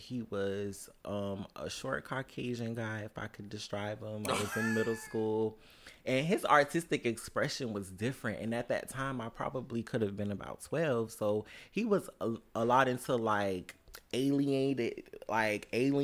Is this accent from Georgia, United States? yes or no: yes; Savannah, Georgia, United States; I'm from Savannah, Georgia